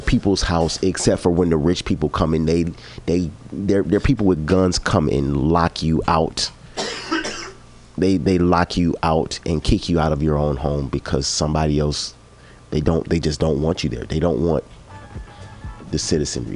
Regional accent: Chicago, Illinois, United States; I'm from Chicago

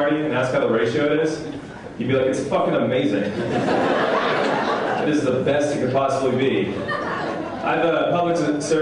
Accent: West Coast, United States; I'm from the West Coast

